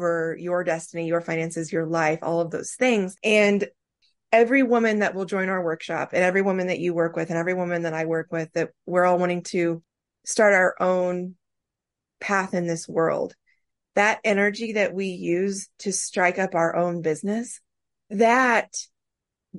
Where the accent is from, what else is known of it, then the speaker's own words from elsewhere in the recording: Midwest, United States; you and I both growing up in the Midwest